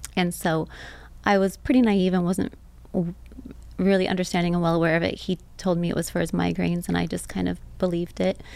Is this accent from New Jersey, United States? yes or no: no; Temecula, California, United States; also born or lived in Orange County, California; I was born in Orange County, but we moved when I was seven. So, um, most of what I remember is growing up in Temecula, Southern yeah. California